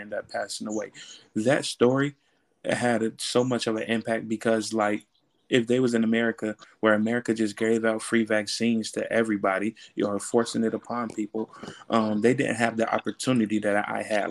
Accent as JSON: {"language": "English", "country": "United States", "said": "as an American"}